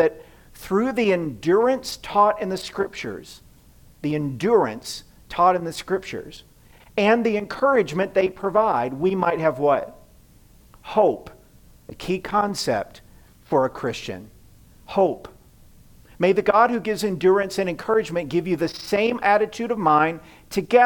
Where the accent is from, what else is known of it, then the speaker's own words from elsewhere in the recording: the South, United States; now in Midwest, United States; I grew up in the South where people-pleasing is an art form